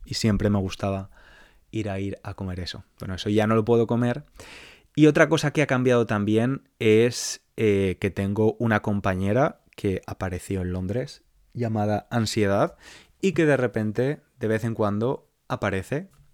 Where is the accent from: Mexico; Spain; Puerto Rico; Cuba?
Spain; moved away as an adult; now in London, United Kingdom; mi país, por España